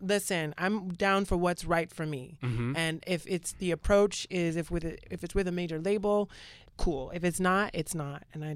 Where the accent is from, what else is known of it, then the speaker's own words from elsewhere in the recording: Georgia, United States; now in New York City, United States; I'm from Georgia.